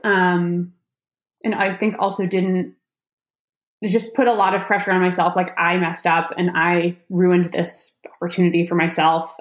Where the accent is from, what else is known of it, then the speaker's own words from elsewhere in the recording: Massachusetts, United States; now in North Carolina, United States; I'm from Massachusetts